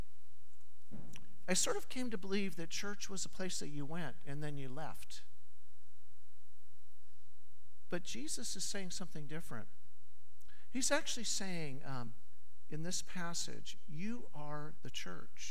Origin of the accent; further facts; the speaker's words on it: Southern California, United States; I grew up in Southern California